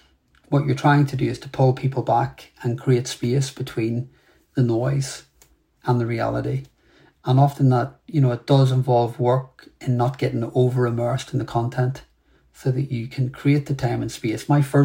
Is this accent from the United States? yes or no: no; Ireland; And look, I'm an Irish man, so, you know, I talk a lot.